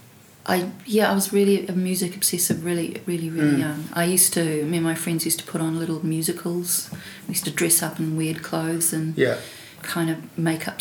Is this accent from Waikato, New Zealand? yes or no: no; Kamo, Northland, New Zealand; I grew up in Northland in a was at that stage a little town, which is now it's Carmo